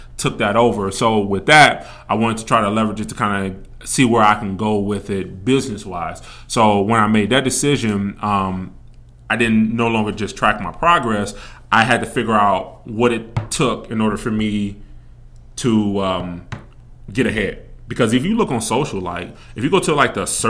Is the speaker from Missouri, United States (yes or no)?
yes; Kansas City, Missouri, United States; moved away as an adult; now in Las Vegas, United States; I'm coming from Kansas City, Missouri. I've been in Las Vegas for roughly 15 years